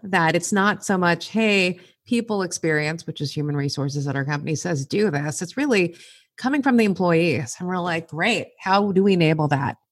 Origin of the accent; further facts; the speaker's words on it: Los Angeles, California, United States; I am a first generation American, born and raised in Southern California. We were raised in East L A.